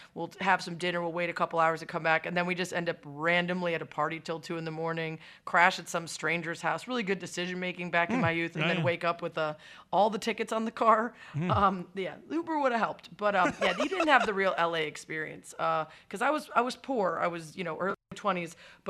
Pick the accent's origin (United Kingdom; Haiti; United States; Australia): United States; outside of Chicago, Illinois; moved away as an adult; also born or lived in upstate New York / Los Angeles; I grew up outside of Chicago, went to college in upstate New York.